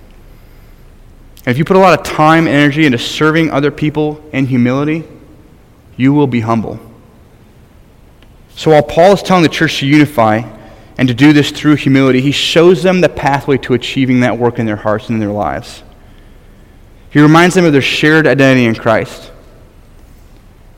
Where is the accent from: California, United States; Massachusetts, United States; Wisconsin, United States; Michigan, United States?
Michigan, United States; moved away as an adult; I'm from Michigan, my home state, greatest state in the Union.